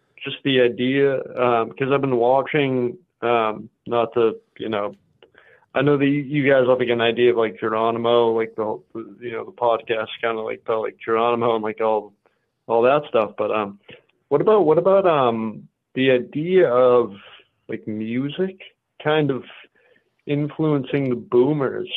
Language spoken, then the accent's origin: English; Massachusetts, United States; I'm from the East Coast. I'm from Mass